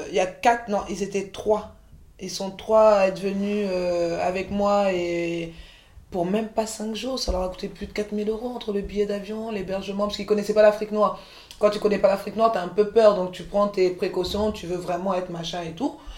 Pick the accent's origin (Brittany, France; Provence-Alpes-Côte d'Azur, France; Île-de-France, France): Île-de-France, France; Montreuil; also born or lived in Côte d'Ivoire; j'ai grandi à Montreuil quand tu grandis à Montreuil